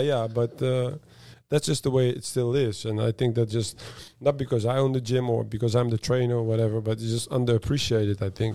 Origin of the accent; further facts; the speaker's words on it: Netherlands; moved away; I'm from the Netherlands